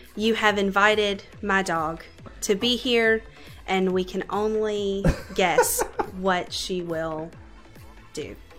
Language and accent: English; Louisville, Kentucky, United States; moved away as an adult; now in Bowling Green, United States; I grew up in Louisville on the south end.